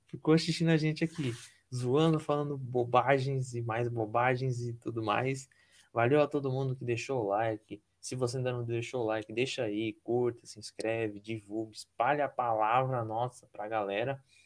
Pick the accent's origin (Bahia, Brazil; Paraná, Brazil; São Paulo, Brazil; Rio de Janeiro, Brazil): Paraná, Brazil; sou do Paraná